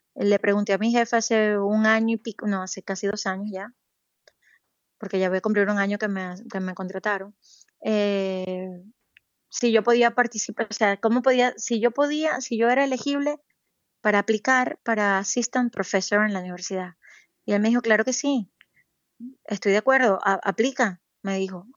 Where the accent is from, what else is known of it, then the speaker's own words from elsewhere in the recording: Venezuela; moved away as an adult; also born or lived in Caracas, Venezuela; now in Saudi Arabia; yo soy venezolana